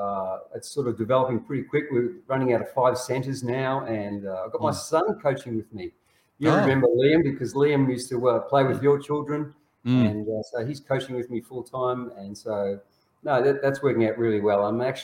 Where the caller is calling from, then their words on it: Melbourne, Victoria, Australia; I'm in Melbourne, which has been quite wet at the moment.